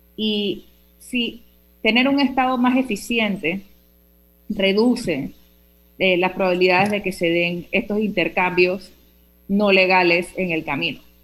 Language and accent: Spanish; Panama; nuestro país